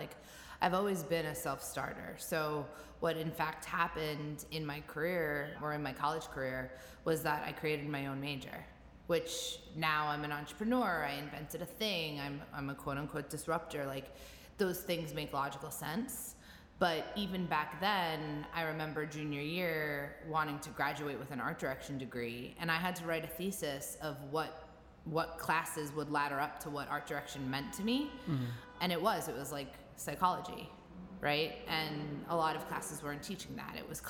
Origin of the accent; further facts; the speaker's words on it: New York, United States; Because I'm from New York.